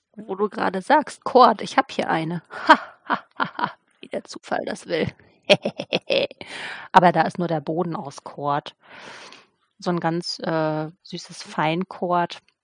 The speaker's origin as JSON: {"language": "German", "region": "eastern Germany", "country": "Germany", "moved": "yes", "said": "Ich komme ja auch aus dem Osten ursprünglich"}